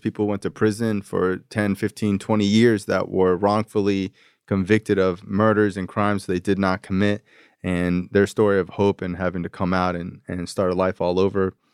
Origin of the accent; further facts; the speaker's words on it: Florida, United States; I'm from Florida